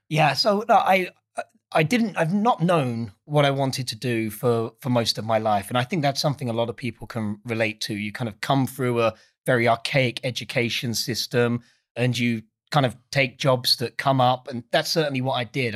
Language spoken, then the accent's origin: English; Essex, East of England, United Kingdom; I'm not from London. I'm from a place called Essex.